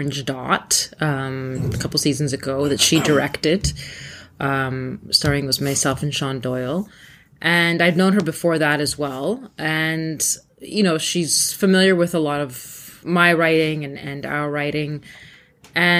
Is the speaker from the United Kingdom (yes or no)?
no; Thunder Bay, Ontario, Canada; English is a second language; I grew up in Thunder Bay